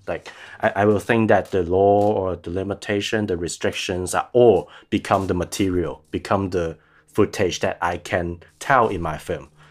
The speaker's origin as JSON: {"language": "English", "country": "Hong Kong", "tie": "born or raised there", "said": "I'm still trying to base in Hong Kong as long as I can, as long as I feel that I don't have danger. So because I really want to stay there as my hometown"}